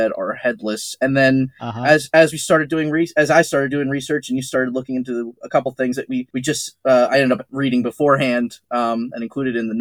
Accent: Pennsylvania, United States; my home state

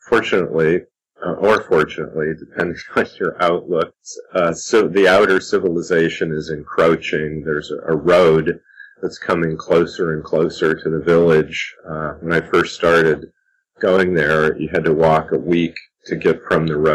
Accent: Indiana, United States; growing up in Indiana, here in the Midwest of the U.S.

